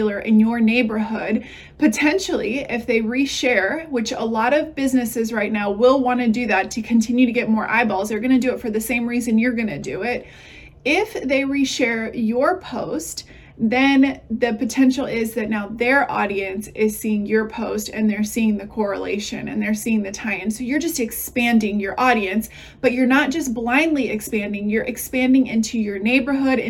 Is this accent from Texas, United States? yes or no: yes; Texas, United States; I'm from Texas